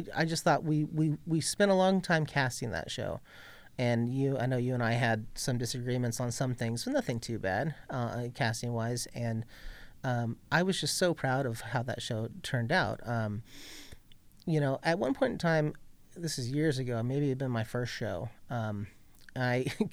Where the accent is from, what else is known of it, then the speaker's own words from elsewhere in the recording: Ventura, California, United States; I grew up in Ventura, California